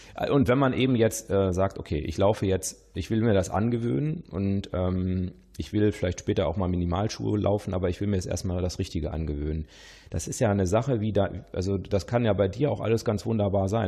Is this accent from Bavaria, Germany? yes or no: no; Witten/Herdecke, North Rhine-Westphalia, Germany; now in Lower Rhine, Germany; ich stamme ja aus aus Wittenherdecke und ich wohne ja am Niederrhein